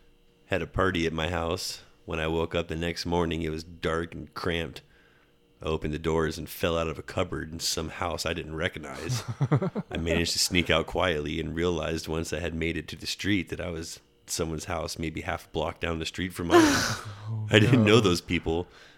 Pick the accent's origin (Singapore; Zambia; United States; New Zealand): United States; New York; You know who I am. I'm from New York. Let me back into the country.